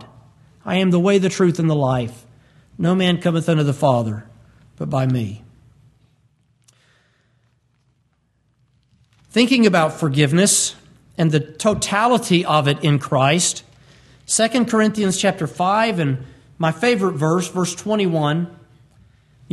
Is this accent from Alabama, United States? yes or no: yes; Birmingham, Alabama, United States; we're from Birmingham